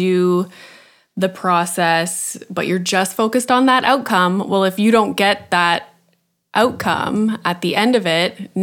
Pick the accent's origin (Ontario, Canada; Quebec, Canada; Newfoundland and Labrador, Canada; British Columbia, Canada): Ontario, Canada; Sudbury; I'm from Sudbury, which is like a tiny city in Northern Ontario.